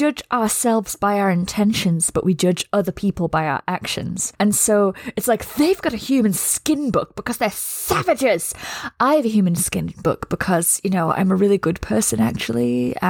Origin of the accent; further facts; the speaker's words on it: United Kingdom; I'm British